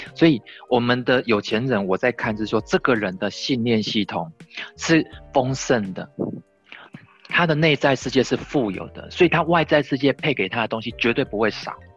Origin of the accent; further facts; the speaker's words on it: Tainan, Taiwan; 我们台南这边有好多豪宅，好大，好大，好漂亮